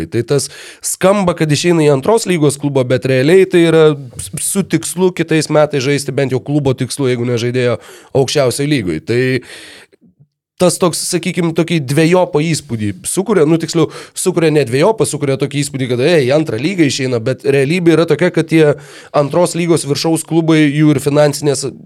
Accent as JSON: {"language": "Lithuanian", "town": "Klaipėda", "region": "Klaipėda County", "country": "Lithuania", "said": "aš iš Klaipėdos"}